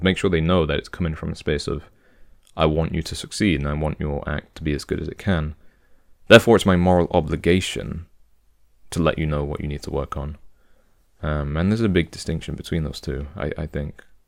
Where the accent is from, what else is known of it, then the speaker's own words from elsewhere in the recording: United Kingdom; I'm British